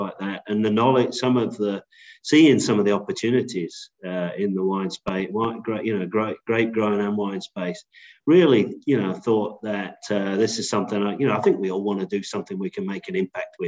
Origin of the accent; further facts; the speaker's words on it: England, United Kingdom; moved away as an adult; also born or lived in Netherlands / New York / Chicago; now in Australia; I'm from England originally